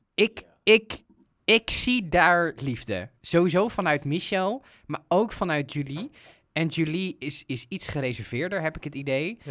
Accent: Netherlands; zeker als Nederlanders

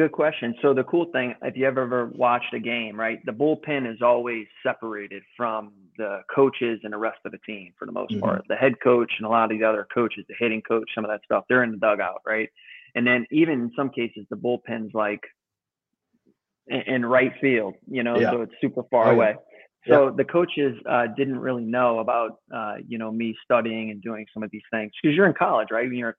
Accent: Louisiana, United States; I was born and raised in Louisiana

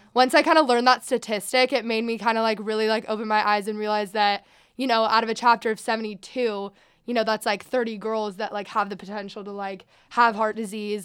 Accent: Sacramento, California, United States; I am from Sacramento

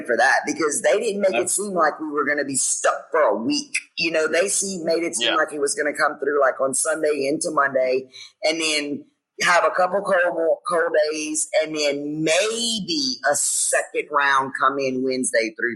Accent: Louisiana, United States; We're from Louisiana, where they have hurricanes

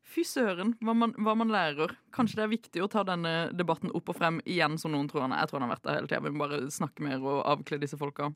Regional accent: Agder, Norway; i min hjemby hjemfylke, mitt hjemfylke, eh, Agder

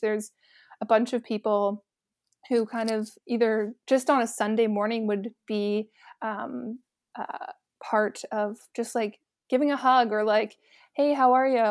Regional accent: Oakville, Ontario, Canada; moved away as an adult; also born or lived in St. Catharines, Ontario; I'm originally from Oakville, uh, born and raised there with my family

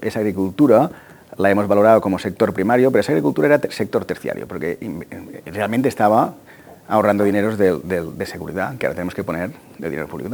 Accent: Tarragona, Catalonia, Spain; yo soy de Tarragona

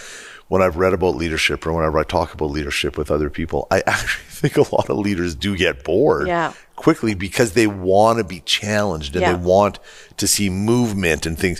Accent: Edmonton, Alberta, Canada; huge Oilers fan because of meeting all of us from Edmonton.

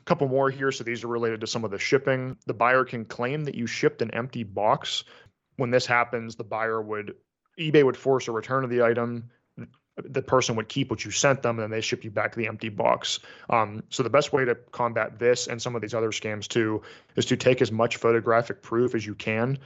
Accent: United States; being an American

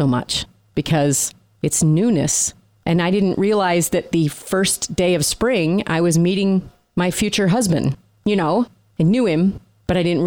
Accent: New York, United States; moved away; I'm from New York

